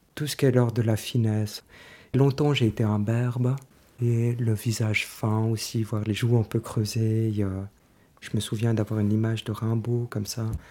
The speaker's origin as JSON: {"language": "French", "town": "Lausanne", "region": "Vaud", "country": "Switzerland", "said": "j'ai 48 ans, euh, je viens de Lausanne."}